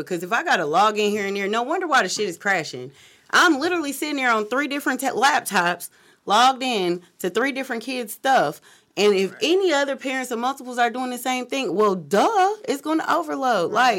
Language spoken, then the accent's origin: English; Cleveland, Ohio, United States; from Cleveland, so, you know, that's like by default, he's my favorite player.